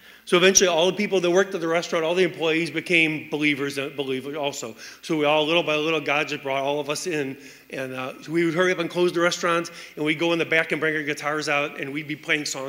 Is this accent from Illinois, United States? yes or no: yes; Chicago, Illinois, United States; I was raised here in the Chicago area